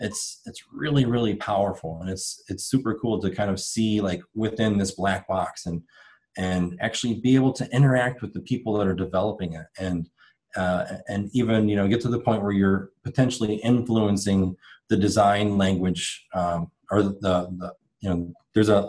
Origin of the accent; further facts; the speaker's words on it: Wisconsin, United States; I'm from Wisconsin